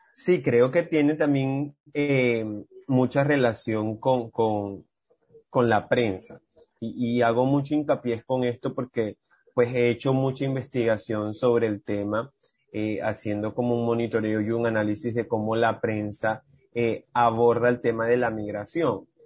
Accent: Maracaibo, Zulia, Venezuela; now in Riohacha, Colombia; yo vengo de Maracaibo, allá en Venezuela

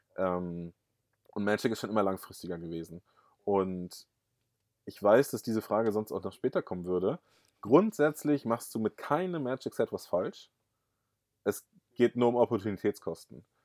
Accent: Rotenburg, Lower Saxony, Germany; now in Uelzen, Germany; geboren bin ich in Rotenburg-Wümme, das ist bei Bremen und jetzt lebe ich in Uelzen

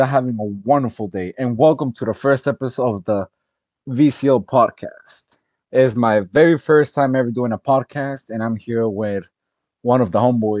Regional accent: Florida, United States; also born or lived in Honduras; I'm 18 years old. I was born in Florida, 2002, and I moved to Honduras to learn Spanish.

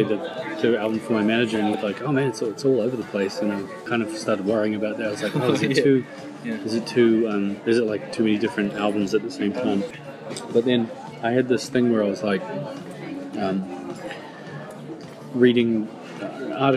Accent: New Zealand; growing up in New Zealand

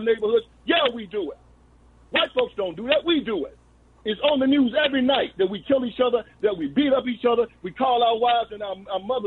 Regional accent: West Tennessee, United States; I was raised in West Tennessee, 50 miles where Martin Luther King Jr. was killed

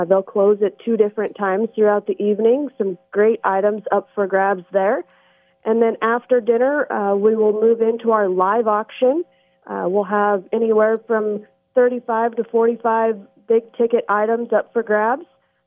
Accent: Huntley, Montana, United States; also born or lived in Great Falls, Montana; my family came back to the Huntley Project area, where I've been through grade school and graduated from Huntley

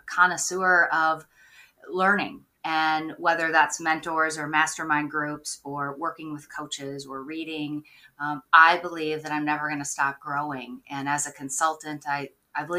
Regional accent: Minnesota, United States; now in Maine, United States; I grew up in Minnesota. I'm now on the East Coast. I'm in Maine and love it out here

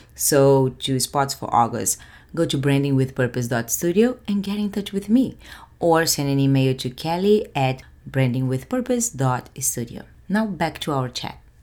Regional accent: Rio de Janeiro, Brazil; moved away; I'm originally from Rio de Janeiro, so I'm Brazilian

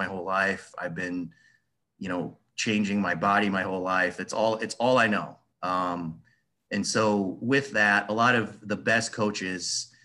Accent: Des Moines, Iowa, United States; I'm from Des Moines, like I told you before, and in Iowa

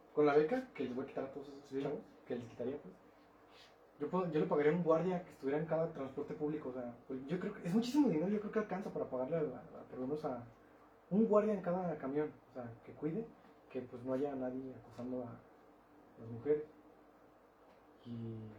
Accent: Mexico; soy mexicano

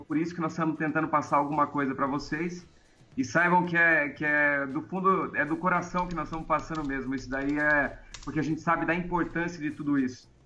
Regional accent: Piracicaba, São Paulo, Brazil; que sou aqui

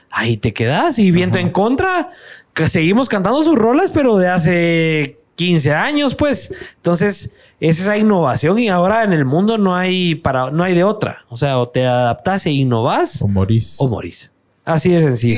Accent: Guatemala; accent: Chapín

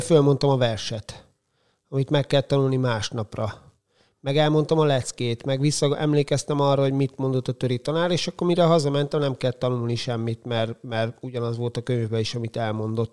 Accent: Kiskunfélegyháza, Bács-Kiskun, Hungary; moved away as an adult; now in Szeged, Hungary; én 12 évig úsztam, Kiskunfélegyházi vagyok, ott úsztam, aztán elkerültem egyetemre

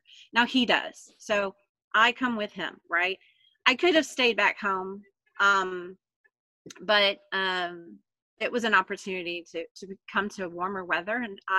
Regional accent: Florida, United States; born there; Now, I was born in Florida.

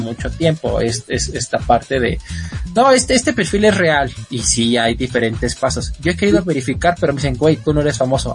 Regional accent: Mexico; somos mexicanos

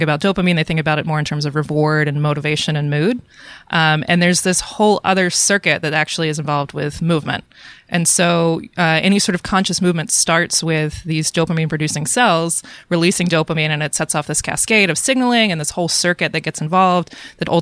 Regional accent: Atlanta, Georgia, United States; moved away as an adult; now in Portland, United States; I grew up in Atlanta. I went to school in Atlanta, and I worked in a lab in Atlanta

